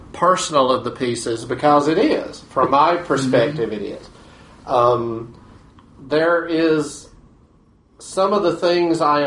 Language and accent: English; Batesburg, South Carolina, United States; my hometown library in Batesburg, South Carolina